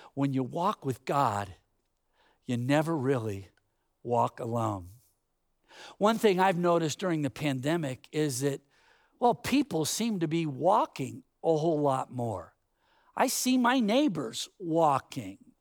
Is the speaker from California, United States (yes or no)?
yes; Bay Area, California, United States; growing up in the Bay Area, there were all kinds of orchards